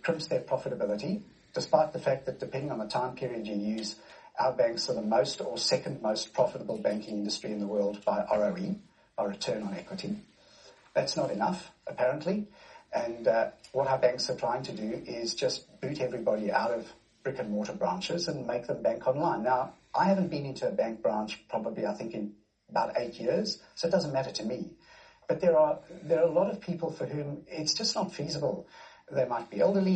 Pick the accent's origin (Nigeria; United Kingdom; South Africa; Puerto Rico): South Africa; now in Australia; as a South African, dual South African national myself